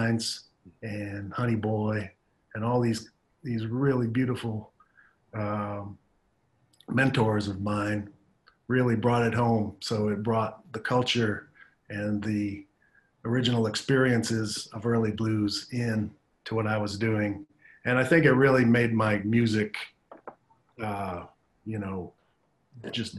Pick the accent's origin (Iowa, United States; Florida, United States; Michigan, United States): Iowa, United States; Davenport; also born or lived in East Chicago, Indiana; when I was about 6 years old, we were able to move to Davenport, Iowa. And that's really where I grew up